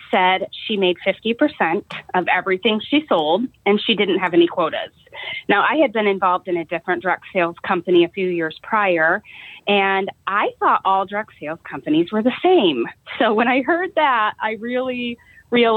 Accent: Eden, Ohio, United States; I'm from Eden, Ohio. It's a really small town right in the northwest corner of Ohio

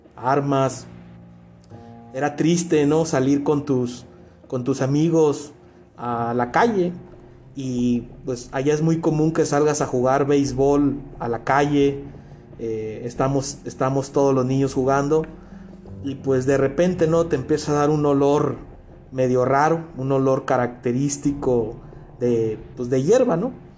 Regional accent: Culiacán, Sinaloa, Mexico; moved away as an adult; yo crecí, nací en, en Culiacán, yo viví por 22 años en esa ciudad

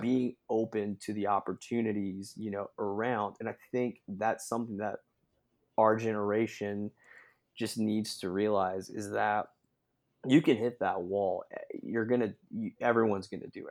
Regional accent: Sevierville, Tennessee, United States; also born or lived in Knoxville, Tennessee / Omaha, Nebraska; I grew up, uh, over in Sevierville, Tennessee, uh, about forty-five minutes out of Knoxville

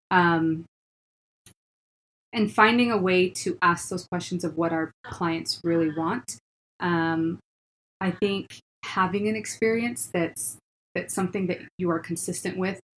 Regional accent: Washington, United States; now in Utah, United States; We're originally from Washington. That's where our home base is at.

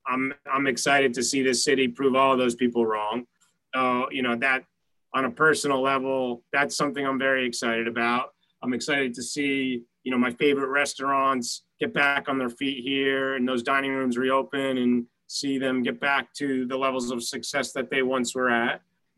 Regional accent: New York City, New York, United States; as a New Yorker who lives here

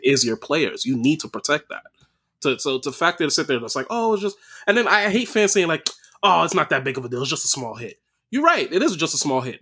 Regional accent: New York, United States; I'm from New York

